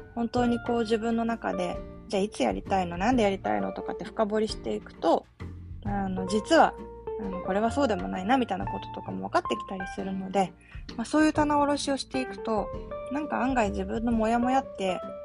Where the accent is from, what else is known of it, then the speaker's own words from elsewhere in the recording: Yokohama, Kanagawa, Japan; moved away as an adult; also born or lived in Kobe / Sapporo / Osaka / Nagasaki; あの横浜で生まれ育って